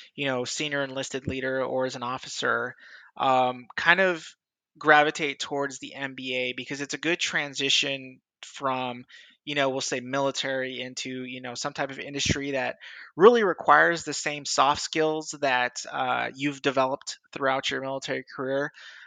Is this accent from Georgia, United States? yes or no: no; California, United States; also born or lived in San Diego / Los Angeles; I'm originally from Southern California. I've lived in a lot of different places in the United States, but I like to claim the San Diego, LA area kind of is home.